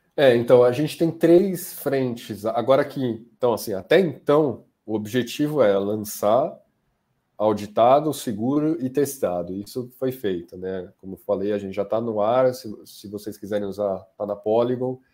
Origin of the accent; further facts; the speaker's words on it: Brazil; sendo brasileiro